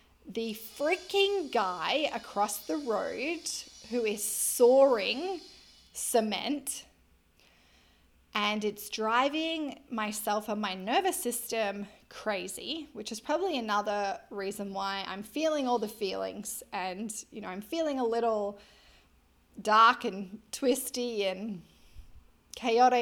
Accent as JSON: {"language": "English", "country": "Australia", "said": "I am an Australian lizard"}